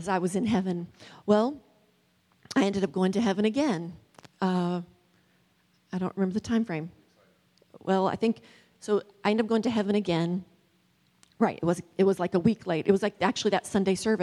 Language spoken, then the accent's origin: English; West Virginia, United States; moved away; I'm originally from West Virginia, and I don't usually use y'all